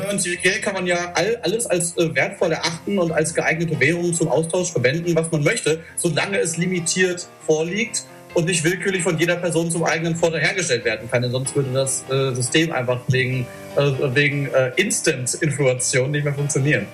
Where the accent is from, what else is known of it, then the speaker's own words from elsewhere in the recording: Germany; moved away as an adult; now in Thessaloniki, Greece; du als Deutscher